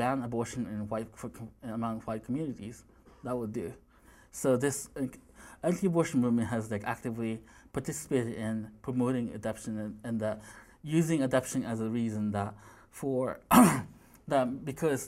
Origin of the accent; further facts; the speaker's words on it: Missouri, United States; I'm from Missouri